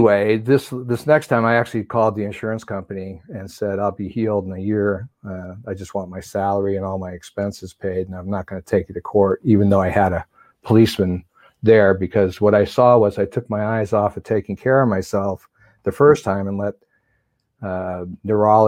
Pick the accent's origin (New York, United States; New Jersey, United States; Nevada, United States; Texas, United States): New York, United States; moved away; also born or lived in Southern California / Pasadena; I was raised on skis in New York and then moved to California